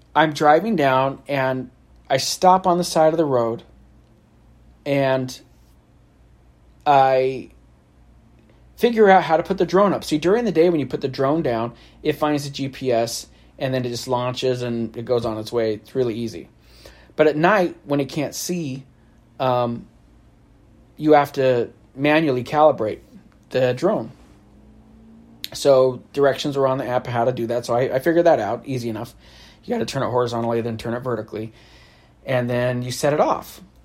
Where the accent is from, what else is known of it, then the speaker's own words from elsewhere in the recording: California, United States; I'm from California